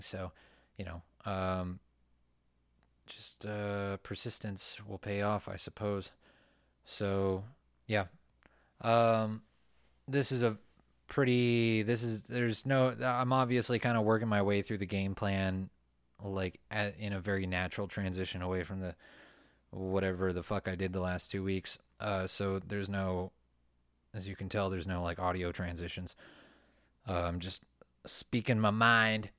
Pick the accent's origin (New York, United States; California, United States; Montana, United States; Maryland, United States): California, United States; Ventura County; I grew up in Ventura County